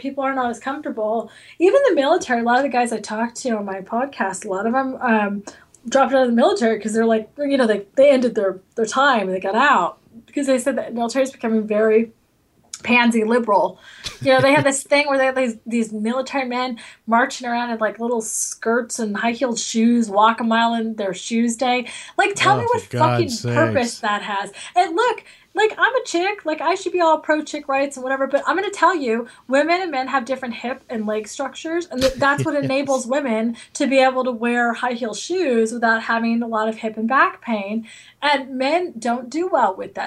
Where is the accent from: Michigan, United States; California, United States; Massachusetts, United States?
California, United States; Los Angeles; also born or lived in France; I was raised